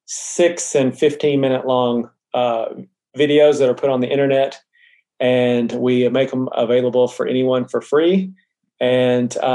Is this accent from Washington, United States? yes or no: no; Mena, Arkansas, United States; moved away as an adult; also born or lived in Denver / Germany; now in Austin, United States; We're originally from Mena, Arkansas